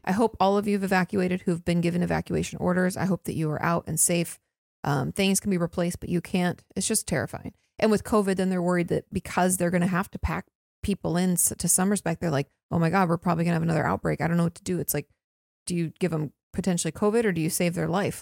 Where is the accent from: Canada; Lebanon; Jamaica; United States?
United States; Washington; moved away; I grew up in Washington State. Land of the trees.